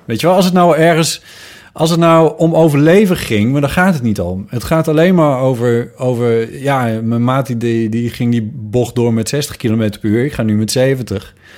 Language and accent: Dutch; near Sneek, Friesland, Netherlands; uit Friesland. waar ik vandaan kom, ergens in de buurt van Sneek